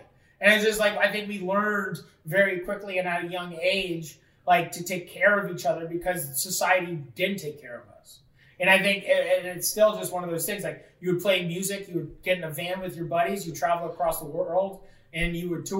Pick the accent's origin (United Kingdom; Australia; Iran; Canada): Canada; Fort Erie, Ontario; putting on shows in my hometown